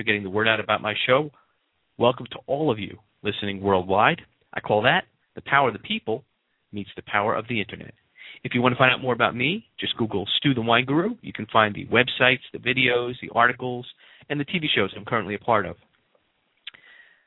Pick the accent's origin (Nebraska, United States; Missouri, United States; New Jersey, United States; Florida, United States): Florida, United States; Coral Springs; also born or lived in Sheepshead Bay, Brooklyn / Queens, New York; He'll be appearing at the Coral Springs Center for the Arts, my hometown